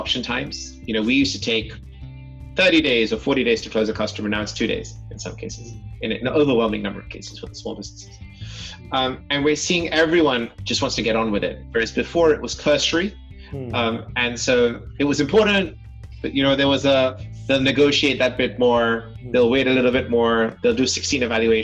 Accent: London, United Kingdom; I was born and brought up in London

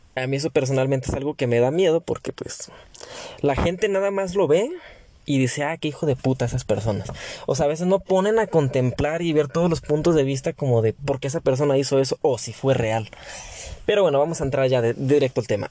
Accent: Mexico; como mexicanos

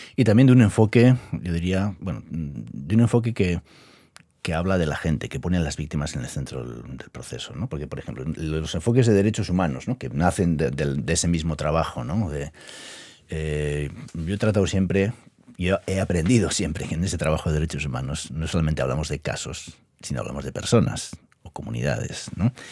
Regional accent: Basque Country, Spain; yo vengo del País Vasco

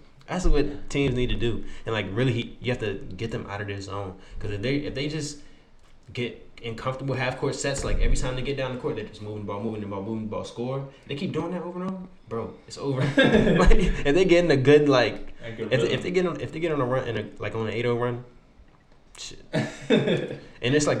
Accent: Maryland, United States; I'm from Maryland, but when I go out the country, I'm from D.C.

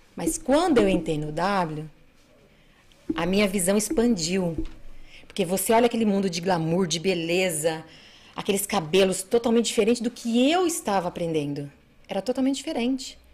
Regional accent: Bandeirantes, Paraná, Brazil; moved away as an adult; also born or lived in Andirá, Paraná / Suzano, São Paulo; now in Mogi das Cruzes, Brazil; eu sou paranaense, né? Nasci em Bandeirantes, Paraná. Vivi lá até

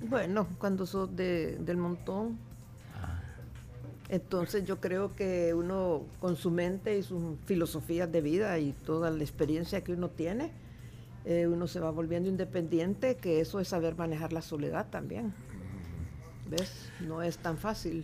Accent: El Salvador; yo soy nacida en, aquí en El Salvador en 1944

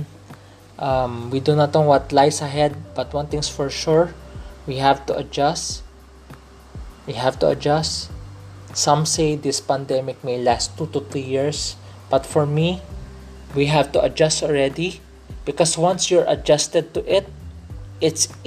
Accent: Philippines; I'm a Filipino. I speak in Tagalog. Well, because in this podcast, I speak in English. Pero tunay na Pilipino ako. I'm a real Filipino. So, growing up here, so my dad grew up here and I grew up here.

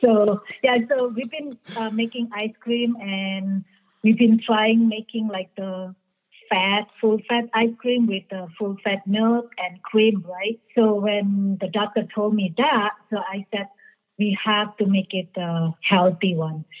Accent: Indonesia; English is a second language; moved away as an adult; also born or lived in California; now in Miami, United States; I was born in Indonesia. So I moved to uh, California after high school and uh, I moved uh, with no English in uh, California.

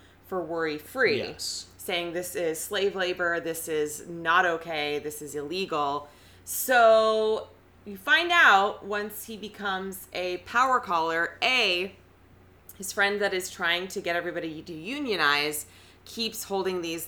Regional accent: Pacific Northwest, United States; I grew up in the Pacific Northwest and my parents are from the Midwest

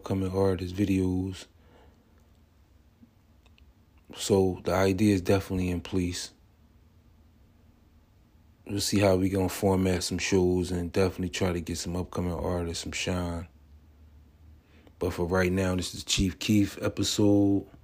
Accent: Atlantic City, New Jersey, United States; I'm from the East Coast. Be exact, Atlantic City, New Jersey.

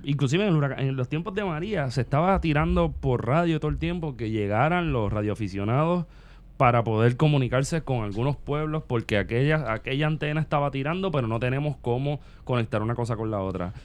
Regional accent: Puerto Rico; somos puertorriqueños también

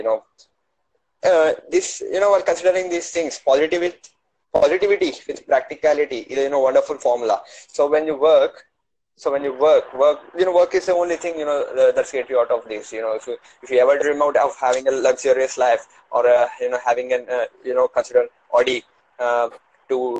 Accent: India; India, man. I'm from India

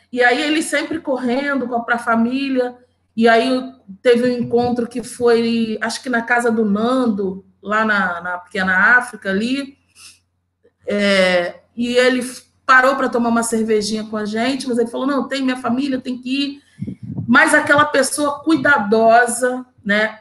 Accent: Rio de Janeiro, Brazil; also born or lived in Campo Grande, Rio de Janeiro; eu nasci na Vila Aliança, em Senador Camará, uma favela. Toda a minha família mora lá. Eu moro ainda na Zona Oeste do Rio de Janeiro

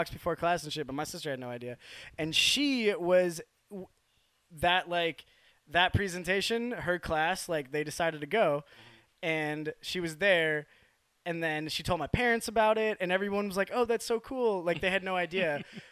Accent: Wisconsin, United States; I grew up like in Wisconsin

